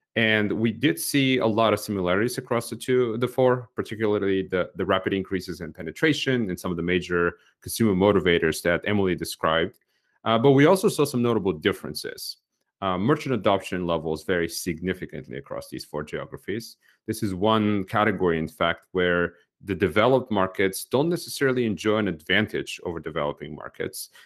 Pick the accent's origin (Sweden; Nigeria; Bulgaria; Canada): Bulgaria; moved away; I grew up in Bulgaria myself in the last years of the communist regime there